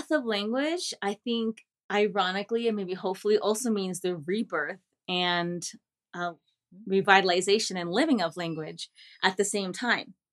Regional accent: United States; first language English and Spanish; also born or lived in New York City, United States / Virginia, United States; I was born in New York City, but raised in the DC metro area in the largest Bolivian and the largest Quechua community in the US. Uh, my father's from La Paz, Bolivia, and my mom is from North America.

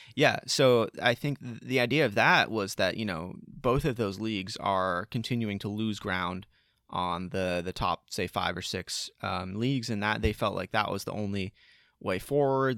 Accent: United States; as American sports fans

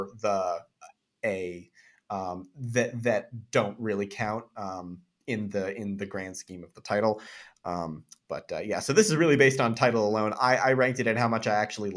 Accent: Chatham, Massachusetts, United States; my hometown of Chatham, Massachusetts

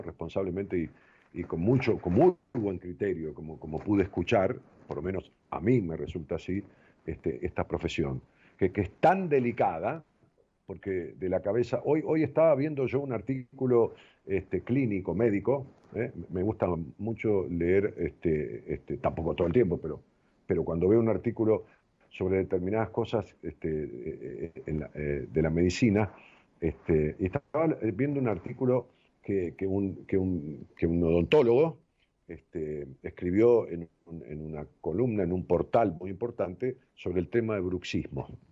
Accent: Argentina

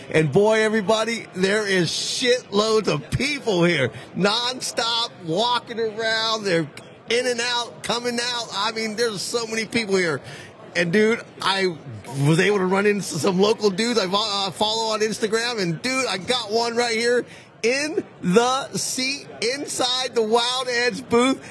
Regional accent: California, United States; I'm from Cali

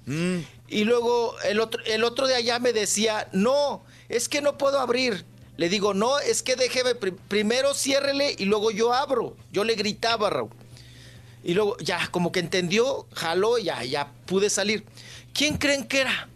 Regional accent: Delicias, Chihuahua, Mexico; moved away; Meoki a un lado de mi tierra, de donde nunca debía haber salido. Sí. De delicias.

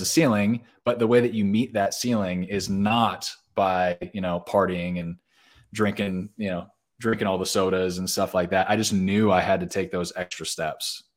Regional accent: Orange County, Southern California, United States; moved away as an adult; now in Nashville, United States; I grew up in Southern California. So, grew up in Orange County

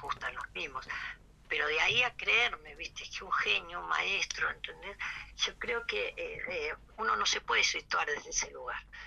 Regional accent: Mercedes, Buenos Aires Province, Argentina; la casa de mis padres en mi pueblo en Mercedes

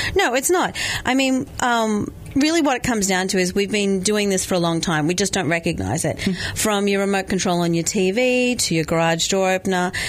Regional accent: Australia; moved away; because I'm Australian

